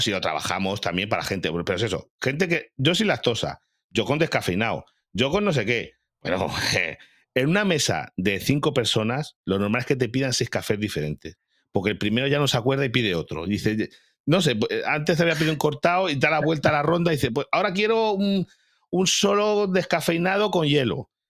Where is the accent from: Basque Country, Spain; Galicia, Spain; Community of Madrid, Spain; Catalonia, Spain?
Galicia, Spain; moved away; yo que soy de Galicia, tú sabes que en Galicia pues son mucho de aldeas muy pequeñas